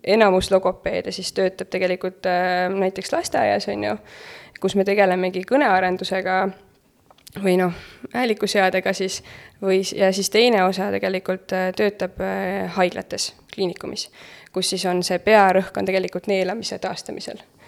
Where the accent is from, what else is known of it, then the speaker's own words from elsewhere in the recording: Pärnu, Pärnu County, Estonia; ma olen Pärnust pärit